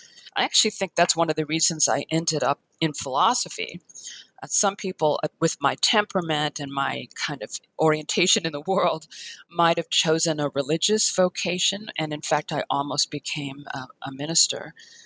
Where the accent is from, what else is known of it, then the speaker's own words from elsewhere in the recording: Chicago, Illinois, United States; moved away; growing up as a small child in Chicago